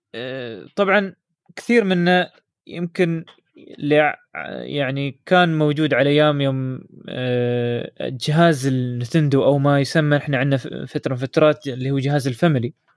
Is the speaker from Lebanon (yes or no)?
no; United Arab Emirates; نحن عندنا في الامارات